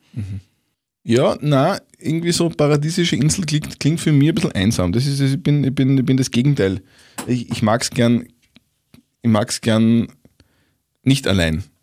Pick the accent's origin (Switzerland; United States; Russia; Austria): Austria; Upper Austria; als Oberösterreicher